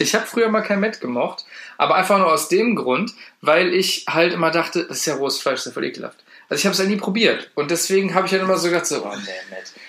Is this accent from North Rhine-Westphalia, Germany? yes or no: yes; the heart of North Rhine-Westphalia, Germany; wir kommen jetzt aus dem Herzen NRWs